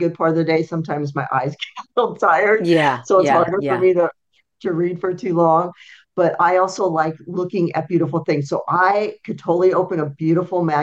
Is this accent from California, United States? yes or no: yes; Southern California, United States; moved away; I grew up in Southern California